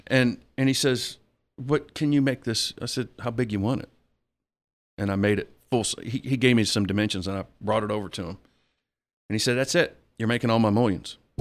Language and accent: English; Biloxi, Mississippi, United States; also born or lived in Ocean Springs (ASR 'Sosher'), Mississippi; I'm, I'm originally from Biloxi